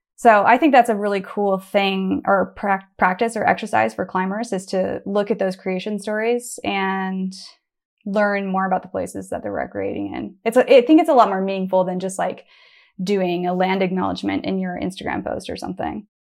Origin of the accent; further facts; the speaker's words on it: Bend, Oregon, United States; I grew up in Bend, Oregon, and I was going to Smith Rock my whole life